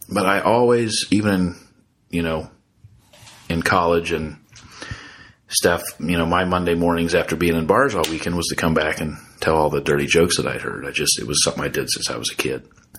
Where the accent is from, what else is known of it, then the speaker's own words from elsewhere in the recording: Ohio, United States; also born or lived in Warsaw, Indiana; And then I moved over to Ohio and grew up there.